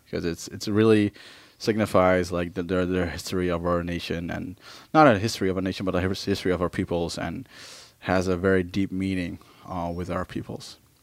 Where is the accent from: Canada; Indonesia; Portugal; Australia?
Indonesia; Maluku; I'm from Maluku.